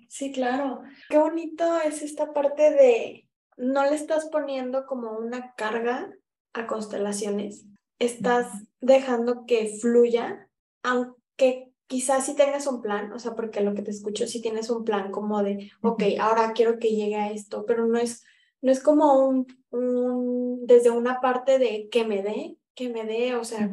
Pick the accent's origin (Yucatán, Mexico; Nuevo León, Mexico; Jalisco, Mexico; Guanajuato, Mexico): Jalisco, Mexico; Guadalajara; yo soy de Guadalajara